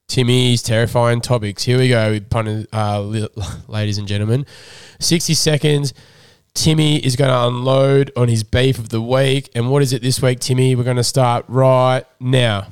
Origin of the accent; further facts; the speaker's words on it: Sydney, New South Wales, Australia; Where I grew up was sort of in the middle of, like, Colavele, Bronte, Waverley, um, m, it was more Bronte, Waverley anyway.